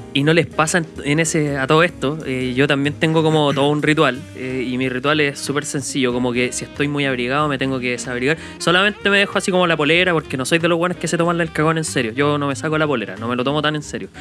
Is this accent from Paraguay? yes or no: no; Chile; accent: Chilean; nuestro acento y nuestras palabras extrañas de chileno